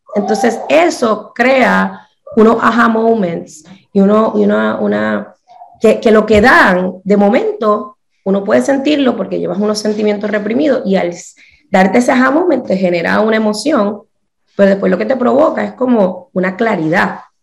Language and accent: Spanish; Puerto Rico; moved away as an adult; also born or lived in New Orleans / Pittsburgh; yo me crié en Puerto Rico